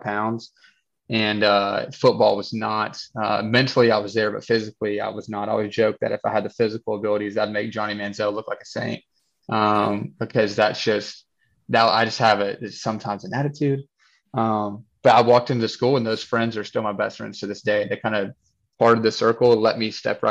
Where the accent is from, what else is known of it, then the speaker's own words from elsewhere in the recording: Nashville, Tennessee, United States; born and raised in Nashville